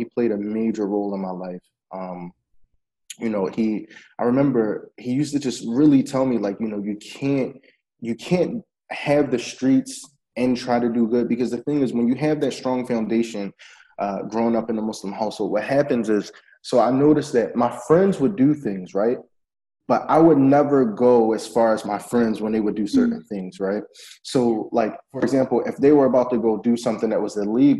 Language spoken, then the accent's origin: English; Philadelphia, Pennsylvania, United States; moved away as an adult; also born or lived in Yemen / Egypt; now in Lebanon; I grew up in Philadelphia.